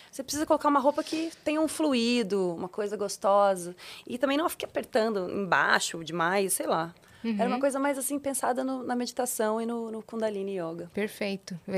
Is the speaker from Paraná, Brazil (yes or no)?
yes; Curitiba, Paraná, Brazil; Eu nasci em Curitiba.